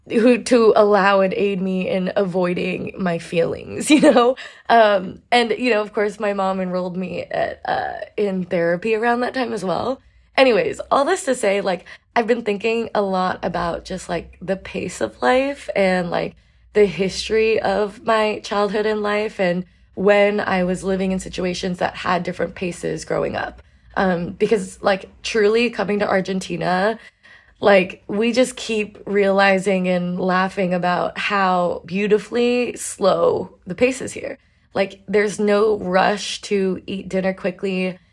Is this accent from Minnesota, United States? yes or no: no; New York, United States; there's just a different level of stimulation growing up in New York.